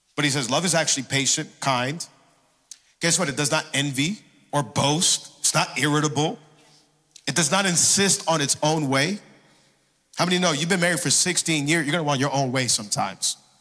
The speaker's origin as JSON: {"language": "English", "town": "Miami", "region": "Florida", "country": "United States", "tie": "born or raised there", "also_born_or_lived": "Hialeah", "said": "I was born and raised here in Miami, been in church my entire life"}